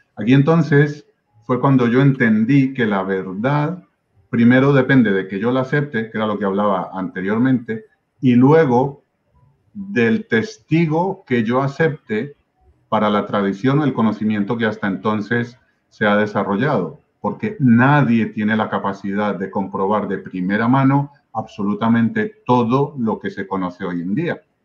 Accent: Medellín, Antioquia, Colombia; moved away as an adult; now in Spain; Yo nací en Medellín, Colombia, Ah, yo viví la, digamos, la parte más intensa del Medellín de Pablo Escobar

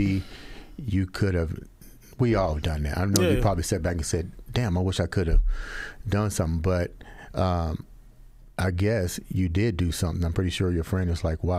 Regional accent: Georgia, United States; I'm from Georgia

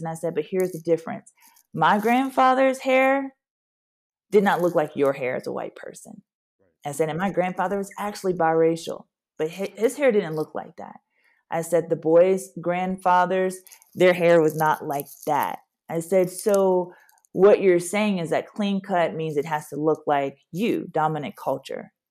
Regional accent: Louisiana, United States; moved away as an adult; now in Nashville, United States; I'm from Louisiana, born and raised

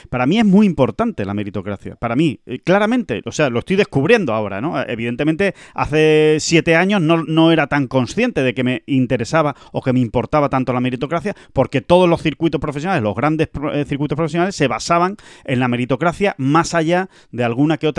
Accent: Spain; veo golf, veo buenos golpes, veo verdis y encima si gana un español, yo que soy español, pues mm, me alegro más.

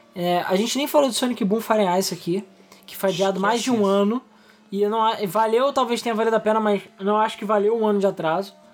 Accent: Brazil; a gente é brasileiro

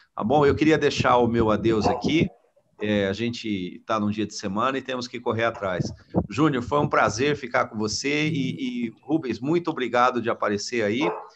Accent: Brazil; como brasileiro

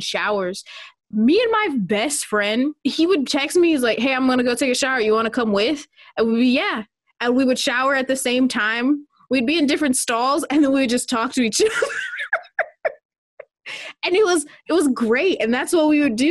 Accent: Minnesota, United States; moved away as an adult; also born or lived in Portland, Oregon

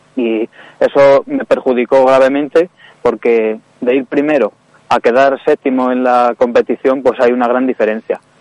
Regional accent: Ávila, Castile and León, Spain; yo nací en Ávila, eh, y tengo 17 años

